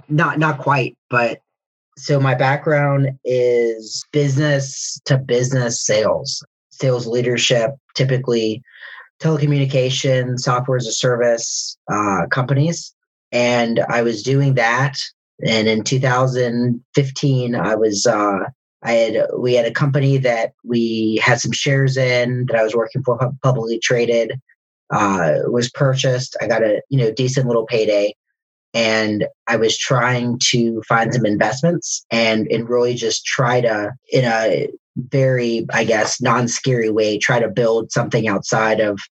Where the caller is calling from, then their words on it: Atlanta, Georgia, United States; Metro Atlanta. The suburbs.